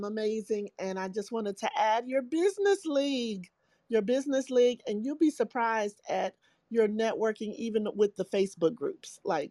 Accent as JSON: {"language": "English", "town": "Atlanta", "region": "Georgia", "country": "United States", "moved": "yes", "lives_now": "Lexington, United States", "said": "I'm from Atlanta. I'm in Lexington right now."}